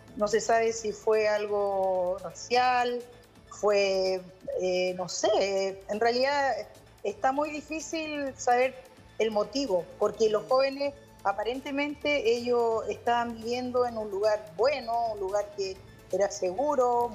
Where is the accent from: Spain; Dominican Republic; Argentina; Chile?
Chile; now in Kansas, United States; uno como chileno